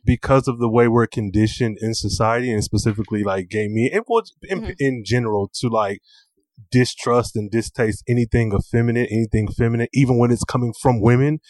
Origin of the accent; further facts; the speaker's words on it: Michigan, United States; I'm from Michigan, and mm-hmm. so Detroit is like an hour from my hometown.